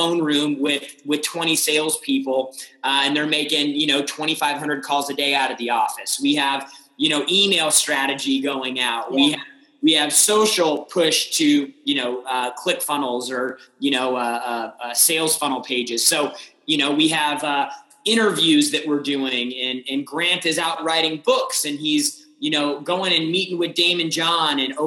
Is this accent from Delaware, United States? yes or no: no; San Diego, California, United States; also born or lived in Austin, Texas / Los Angeles; now in Miami, United States; I grew up in San Diego, had the opportunity to live in a couple cities. I lived in Austin, Texas. I lived in Los Angeles, and then now in Miami